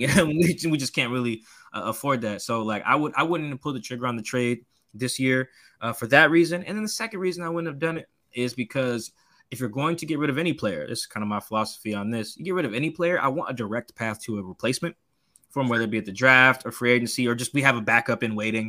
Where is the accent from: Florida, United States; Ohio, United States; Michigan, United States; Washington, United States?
Washington, United States; Seattle; I grew up in Seattle. I'm from here